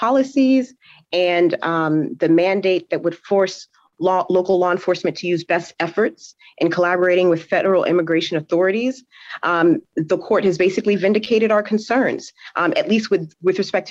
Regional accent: Haiti; now in Florida, United States; as a Haitian immigrant myself, because I was born in Haiti

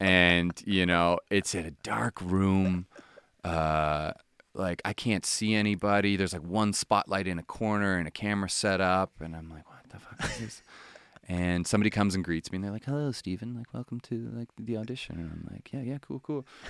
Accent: Halifax, Nova Scotia, Canada; moved away; I'm from Halifax

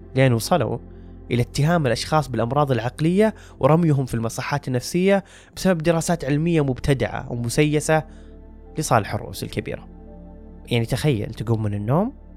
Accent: Saudi Arabia; عندنا بالسعودية

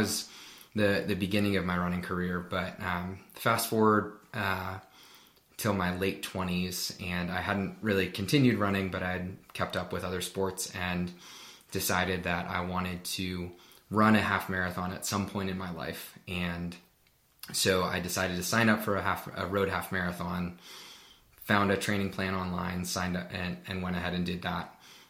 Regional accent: Pittsburgh, Pennsylvania, United States; now in Colorado Springs, United States; I grew up in Pittsburgh, Pennsylvania in the U.S., and I currently live in Colorado Springs, Colorado

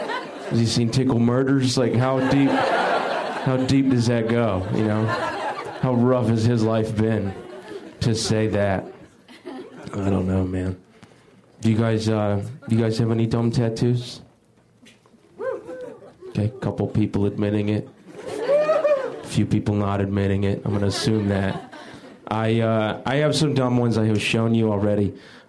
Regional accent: the South, United States; I'm from the South.

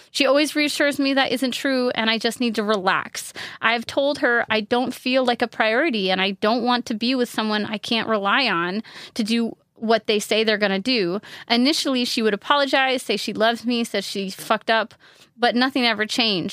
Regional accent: upstate New York, United States; I'm from upstate New York where there are leaves and trees

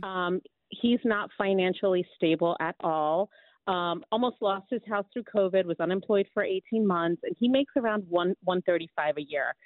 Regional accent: New York City, New York, United States; also born or lived in New Jersey; I was raised on the Upper East Side

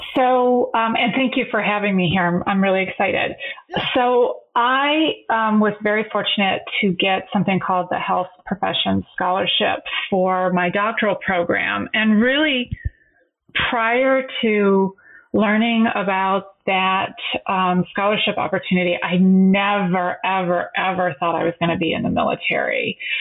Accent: Michigan, United States; moved away as an adult; I'm from Michigan.

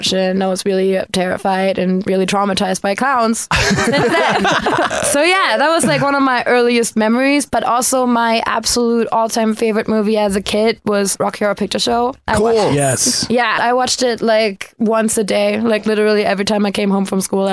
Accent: outside of Cologne, North Rhine-Westphalia, Germany; moved away; I grew up way outside of Cologne, Germany

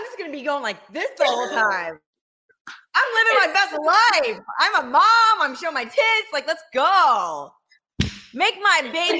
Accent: Ohio, United States; now in Los Angeles, United States; I'm in LA. Yeah. But I'm from Ohio. So I'm not like all these LA. I'm not like all these LA people. I just like live here currently.

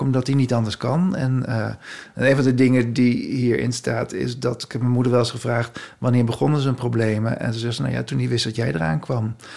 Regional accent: Haarlem, North Holland, Netherlands; ik kwam uit Haarlem

